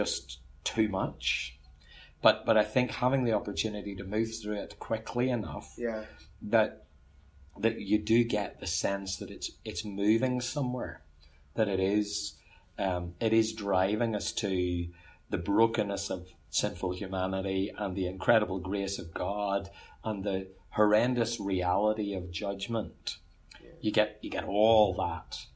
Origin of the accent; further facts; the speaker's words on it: Ulster, Northern Ireland, United Kingdom; accent: Ulster; moved away as an adult; also born or lived in Dublin, Ireland; now in Queensland, Australia